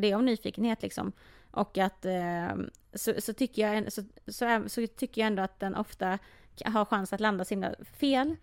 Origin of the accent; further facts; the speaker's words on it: Sweden; om någon frågar mig först, vart kommer du ifrån? Och jag mm. säger Sverige.